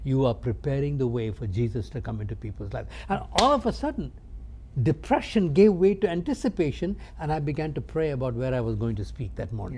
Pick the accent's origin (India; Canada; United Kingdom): India; I grew up in India, uh, not from a Christ following background